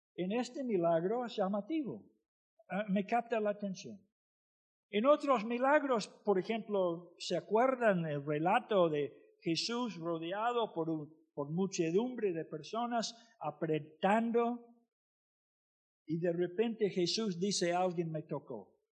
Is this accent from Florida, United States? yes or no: yes; Florida, United States; Spanish is a second language; moved away as an adult; also born or lived in Argentina; Nací en Florida